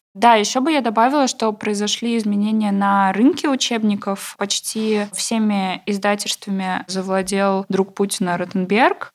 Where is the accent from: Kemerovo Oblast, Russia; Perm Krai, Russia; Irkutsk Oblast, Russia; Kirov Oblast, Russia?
Kemerovo Oblast, Russia; Novokuznetsk; в городе Новокузнецке, откуда я родом